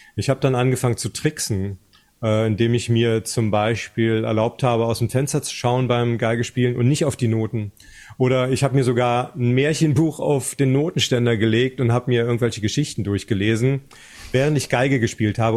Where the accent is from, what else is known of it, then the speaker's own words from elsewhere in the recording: GDR, East Germany, Germany; in der DDR, wo ich aufgewachsen bin